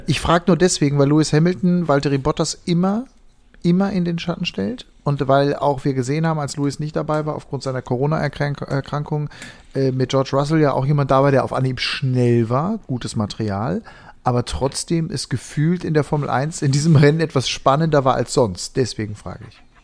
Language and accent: German; Ennepetal, North Rhine-Westphalia, Germany; Ich komme aus der Ecke, wo Ralf Waldmann herkam. Ähm, und bin als Kind, ähm, wir waren immer sehr stolz auf unseren Ennepetaler Ralf Waldmann